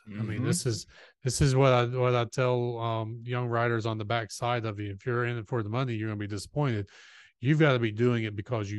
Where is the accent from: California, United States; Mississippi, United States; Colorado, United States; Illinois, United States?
Mississippi, United States; no, I'm originally from Mississippi, and we go to Augusta, go through Augusta on the way to visit